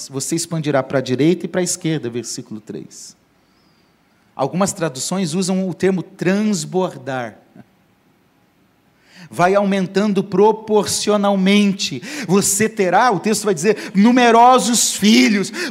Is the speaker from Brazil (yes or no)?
yes; Paraná, Brazil; moved away; lá no Paraná, onde eu cresci